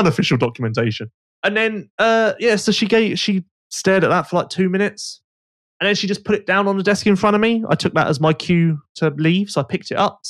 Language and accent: English; England, United Kingdom; I'm English. Like, I'm home now